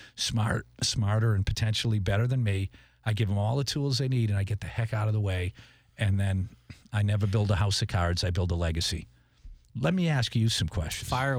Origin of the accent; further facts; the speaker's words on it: Tewksbury, Massachusetts, United States; I'm from Boston, Massachusetts, Tewksbury.